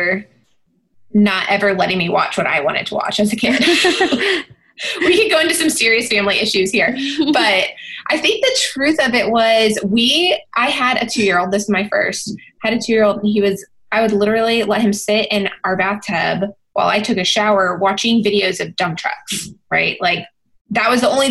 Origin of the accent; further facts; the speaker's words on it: Texas, United States; born and bred in Texas